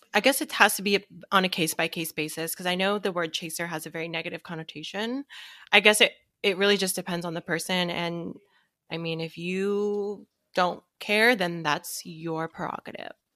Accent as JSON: {"language": "English", "town": "Seattle", "region": "Washington", "country": "United States", "said": "I'm from Seattle"}